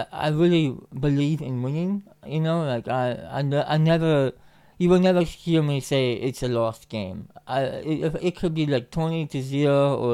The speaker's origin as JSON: {"language": "English", "country": "Finland", "said": "being Finnish"}